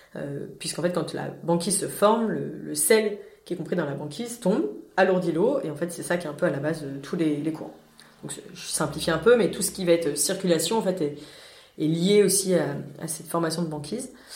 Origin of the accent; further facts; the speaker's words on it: France; en tant que Français